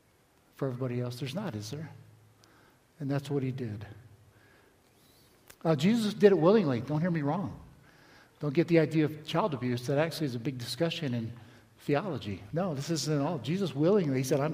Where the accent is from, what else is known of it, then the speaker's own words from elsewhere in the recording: Palm Beach, Florida, United States; I grew up in Palm Beach on the beach